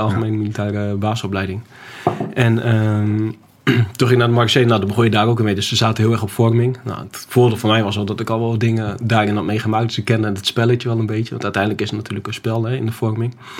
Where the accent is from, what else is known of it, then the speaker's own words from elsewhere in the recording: Groningen, Netherlands; also born or lived in Schiphol / Apeldoorn; ik kom uit Groningen.